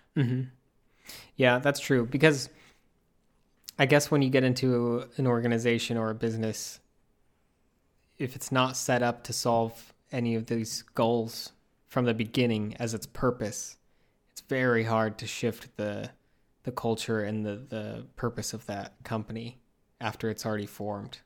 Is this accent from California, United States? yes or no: no; Utah, United States; moved away; I grew up in Utah